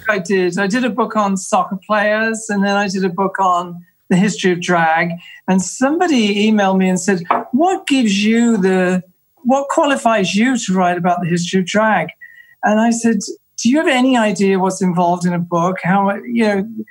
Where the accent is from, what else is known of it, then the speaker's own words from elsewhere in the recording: England, United Kingdom; moved away; I'm English